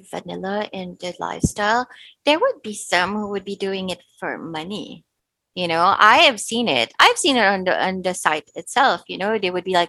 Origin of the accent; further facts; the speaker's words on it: Philippines; I'm also Filipina